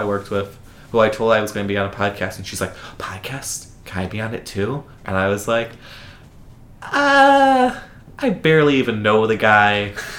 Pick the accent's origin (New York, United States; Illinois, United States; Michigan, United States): Illinois, United States; Lockport; accent: Chicago; moved away; I'm from Lockport, Illinois.